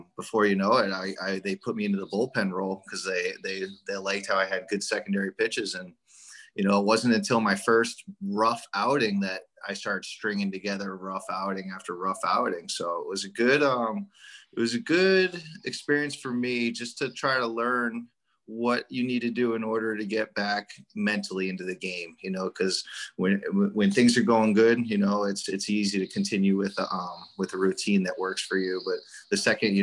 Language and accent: English; Falmouth, Massachusetts, United States; Born and raised in Falmouth, Massachusetts.